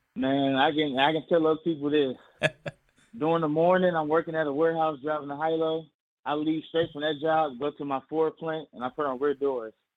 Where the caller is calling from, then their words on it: Michigan, United States; I'm calling from Michigan.